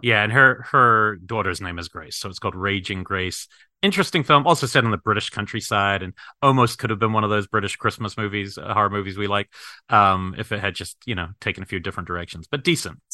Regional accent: New Zealand; moved away; growing up in New Zealand

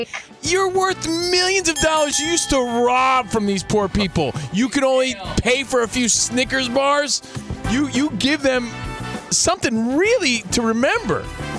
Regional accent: New Jersey, United States; I'm from New Jersey.

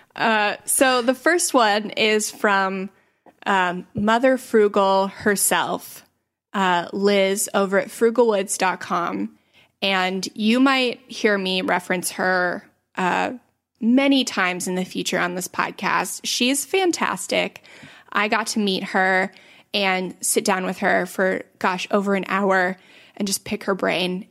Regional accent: St. Petersburg, Florida, United States; I was born in nineteen eighty-nine in Saint Petersburg, Florida. So that currently makes me twenty-eight, almost twenty-nine. Uh, and I still live in Saint Petersburg, Florida

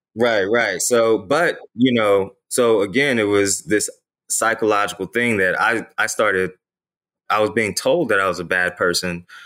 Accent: Ferguson, Missouri, United States; I'm from the Ferguson, Missouri area. And, uh, you know, growing up in that particular area

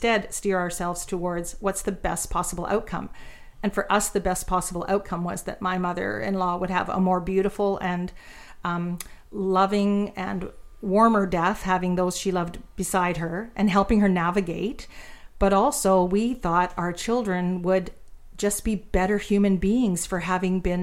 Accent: Ontario, Canada; moved away; we are from Ontario, so we knew the town we were going back

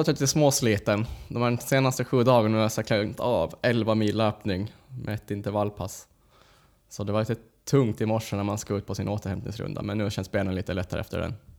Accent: Åland Islands; moved away; åka hem över den helgen, träffa släkten, familj

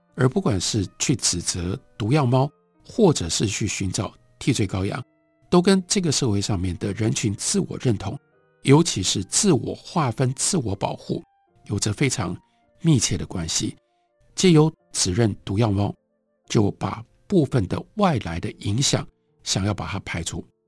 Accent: Taiwan; 作为一个台湾人

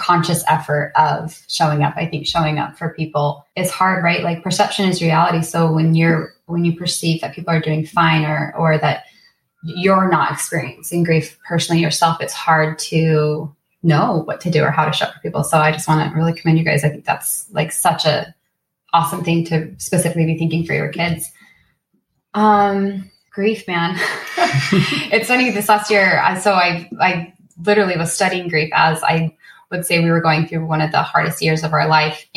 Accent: Utah, United States; moved away; I grew up in Utah where there's not an ocean

